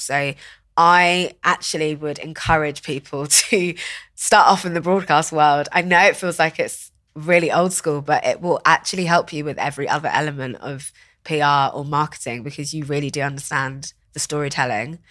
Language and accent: English; Watford, East of England, United Kingdom; So I grew up in Watford, which is, like, in Hertfordshire